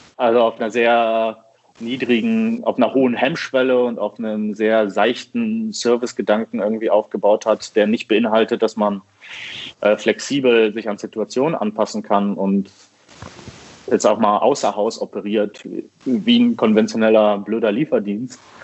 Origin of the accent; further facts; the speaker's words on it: Düsseldorf, North Rhine-Westphalia, Germany; ich komme aus Düsseldorf und ich mache hier Kaffee bei der Rösterei 4